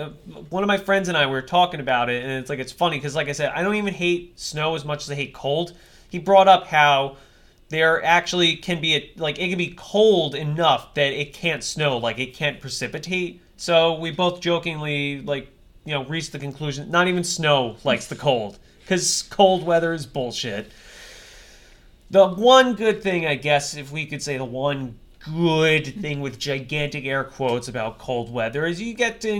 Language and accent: English; Texas, United States; I'm from Texas. Don't you understand me?